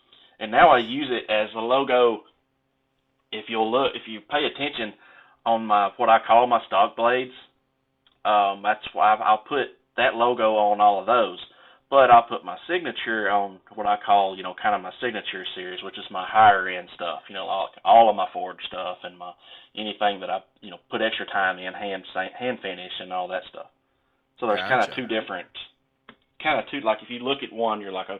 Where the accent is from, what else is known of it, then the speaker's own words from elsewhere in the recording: the South, Mississippi, United States; growing up in the South, you know, and I'm in Mississippi, which is, you can't get no further south